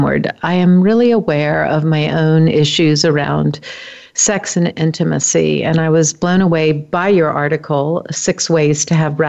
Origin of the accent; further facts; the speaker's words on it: New Orleans, Louisiana, United States; I grew up in New Orleans, and so I had to live through Mardi Gras